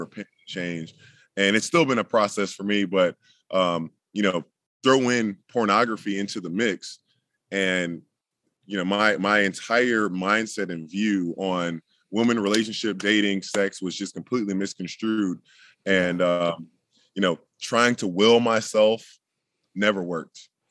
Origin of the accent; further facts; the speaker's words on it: Jacksonville, Florida, United States; I'm in, currently in Jacksonville, Florida, in the house that I grew up